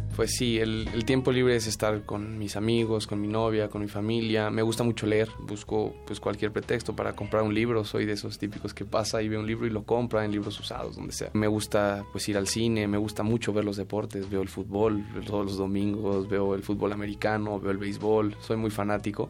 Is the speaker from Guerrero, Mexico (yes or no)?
no; Mexico City, Mexico; Yo nací en la Ciudad de México el 27 de septiembre de 1996.